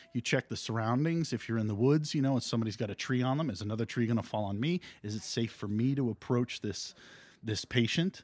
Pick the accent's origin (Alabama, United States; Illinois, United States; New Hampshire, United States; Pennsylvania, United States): New Hampshire, United States; Canaan; I grew up in Canaan, New Hampshire